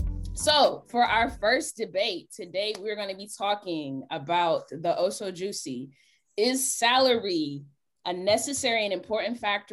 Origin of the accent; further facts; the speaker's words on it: Stone Mountain, Georgia, United States; I'm originally from Stone Mountain, Georgia. Moved around a lot in Georgia since, but currently residing in north of the A.